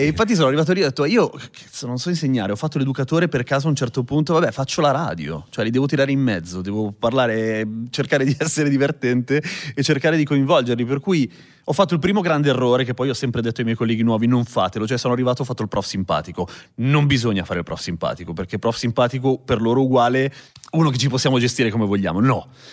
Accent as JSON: {"language": "Italian", "town": "Milan", "region": "Lombardy", "country": "Italy", "tie": "born or raised there", "said": "allora sono nato a Milano, però sono nato da genitori cileni che sono arrivati qua nel 75"}